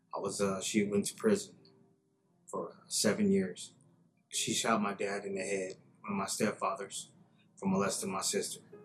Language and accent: English; Sacramento, California, United States; In nineteen seventy-one, I was born in Sacramento, California